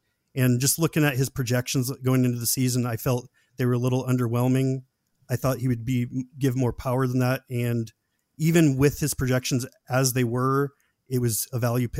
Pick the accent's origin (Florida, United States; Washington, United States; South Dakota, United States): Washington, United States; just because I'm from the Seattle area.